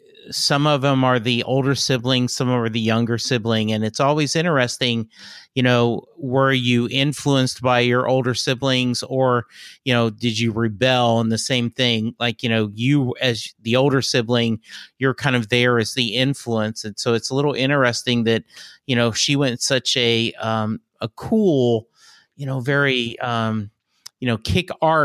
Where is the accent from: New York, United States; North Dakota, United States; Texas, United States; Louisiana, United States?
Louisiana, United States; I grew up in Louisiana. My dad was in the Army. We moved around a lot